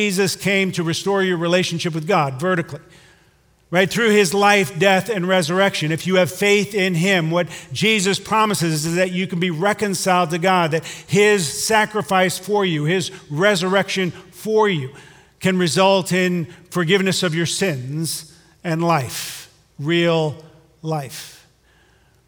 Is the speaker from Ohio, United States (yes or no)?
yes; Hudson, Ohio, United States; I'm from Hudson